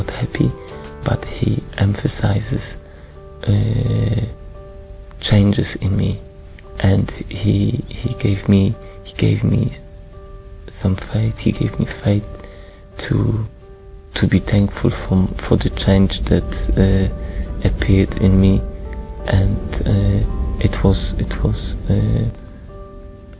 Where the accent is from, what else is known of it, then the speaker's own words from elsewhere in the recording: Poland; I'm from Poland.